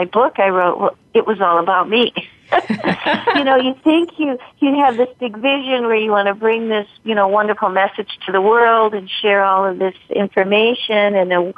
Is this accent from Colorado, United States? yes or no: yes; Fort Collins, Colorado, United States; I was the executive director of the symphony in my hometown of Fort Collins, Colorado